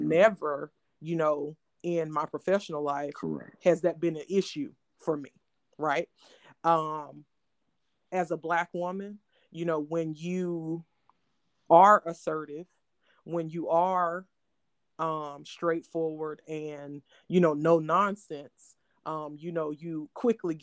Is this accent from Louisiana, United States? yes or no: yes; Louisiana, United States; moved away; also born or lived in New Orleans / Cleveland; I'm from Louisiana, but no, I'm not from New Orleans